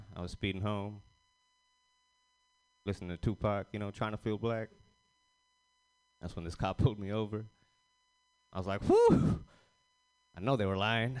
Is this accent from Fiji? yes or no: yes; Fiji; I'm Indian, but I'm from Fiji